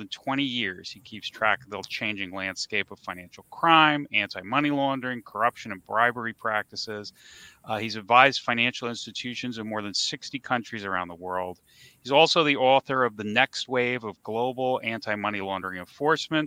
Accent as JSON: {"language": "English", "region": "New York", "country": "United States", "tie": "born or raised there", "said": "I grew up in New York"}